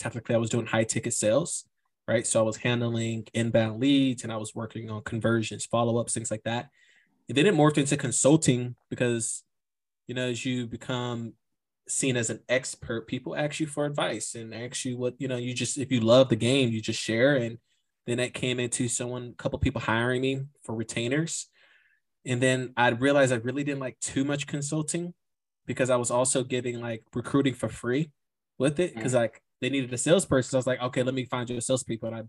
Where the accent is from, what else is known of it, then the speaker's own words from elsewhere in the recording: United States; moved away as an adult; being an American